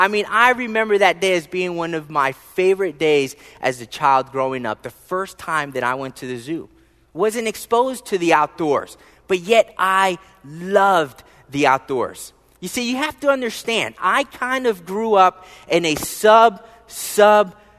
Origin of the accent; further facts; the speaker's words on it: Philadelphia, Pennsylvania, United States; moved away; I was born and raised in the wonderful, beautiful city state of Philadelphia, Pennsylvania.